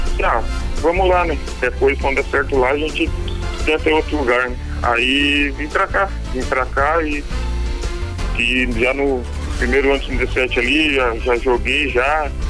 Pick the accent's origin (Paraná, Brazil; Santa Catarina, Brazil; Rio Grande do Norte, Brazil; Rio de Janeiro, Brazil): Santa Catarina, Brazil; Araranguá; Araranguá, Santa Catarina.